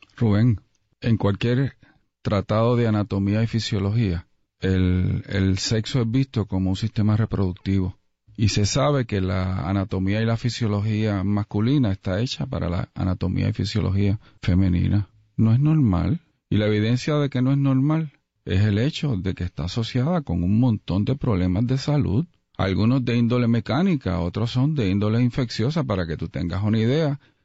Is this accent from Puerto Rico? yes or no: yes; Puerto Rico; como puertorriqueños